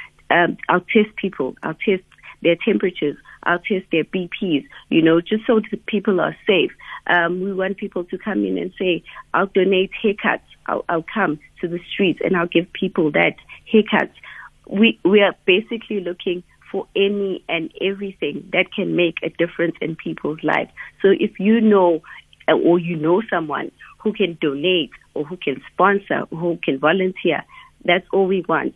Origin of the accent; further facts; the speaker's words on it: Umlazi, KwaZulu-Natal, South Africa; I grew up in Wamashu